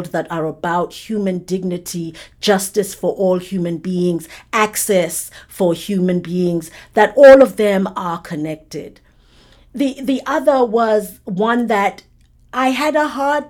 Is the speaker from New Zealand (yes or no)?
no; South Africa; growing up under apartheid